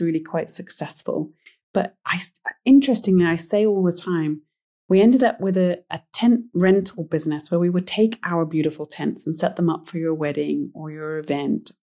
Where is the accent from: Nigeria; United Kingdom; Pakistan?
United Kingdom; moved away as an adult; now in Montana, United States; I'm British originally